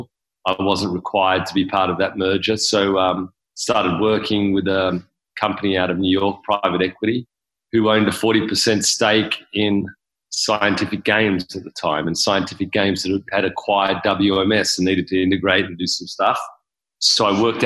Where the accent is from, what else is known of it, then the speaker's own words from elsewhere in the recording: Sydney, New South Wales, Australia; moved away as an adult; now in Las Vegas, United States; I was born and raised in Australia, in Sydney